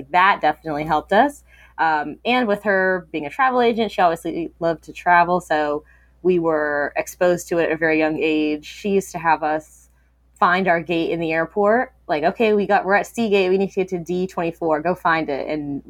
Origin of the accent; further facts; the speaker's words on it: Virginia, United States; also born or lived in San Diego, California / Kansas City, Missouri / Japan; So I was born in San Diego, California. Lived there for 2 years, moved to Kansas City, Missouri, lived there for 2 years, moved to Virginia for 1 year, Japan for 3 years, Virginia for the 10 years.